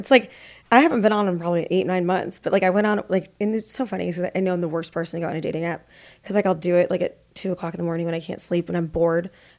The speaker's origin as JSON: {"language": "English", "region": "Midwest", "country": "United States", "tie": "born or raised there", "said": "I grew up in the North or Midwest, I call it, but everyone says it's the North, and grew up Catholic, and everything's down here."}